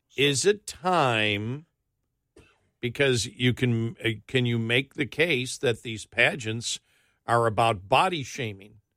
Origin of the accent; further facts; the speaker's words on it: New York, United States; moved away; when I grew up in New York